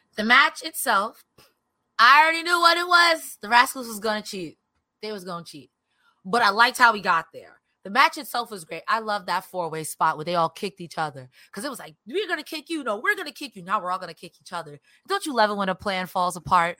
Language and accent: English; New York, United States; I'm from New York